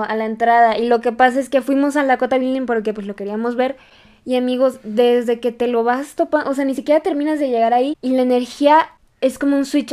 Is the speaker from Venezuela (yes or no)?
no; Mexico; nosotras en México